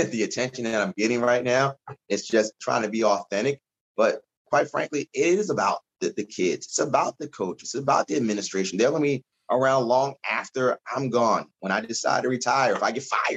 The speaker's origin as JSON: {"language": "English", "town": "Baltimore", "region": "Maryland", "country": "United States", "also_born_or_lived": "Virginia", "moved": "yes", "said": "I'm originally from Baltimore"}